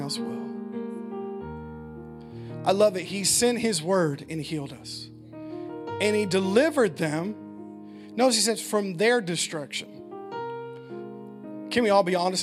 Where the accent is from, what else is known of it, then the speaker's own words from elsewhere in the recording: United States; as American Christians